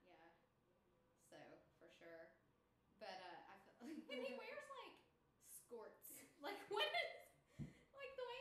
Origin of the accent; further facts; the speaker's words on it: Asheville, North Carolina, United States; I grew up in the Appalachian South